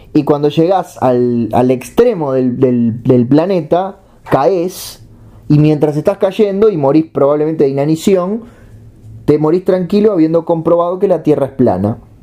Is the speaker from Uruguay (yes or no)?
yes; Uruguay; Soy uruguayo